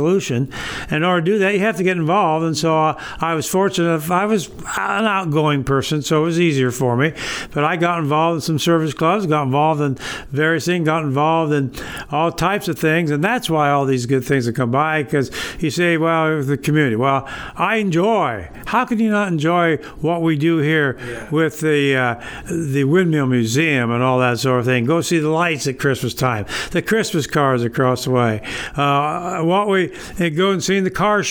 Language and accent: English; Berne, Indiana, United States; moved away as an adult; now in Kendallville, United States; I'm born and raised in Bern